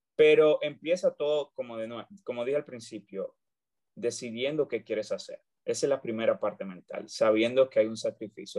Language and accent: Spanish; Dominican Republic; moved away as an adult; also born or lived in Santiago, Dominican Republic; now in United States; yo soy dominicano, orgullosamente dominicano. Estudié en Santiago, República Dominicana